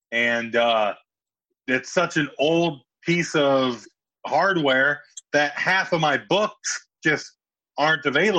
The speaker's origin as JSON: {"language": "English", "region": "Iowa", "country": "United States", "moved": "yes", "said": "We're both from Iowa."}